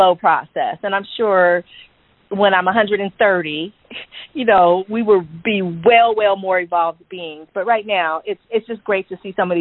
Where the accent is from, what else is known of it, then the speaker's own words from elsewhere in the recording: California, United States; I'm from California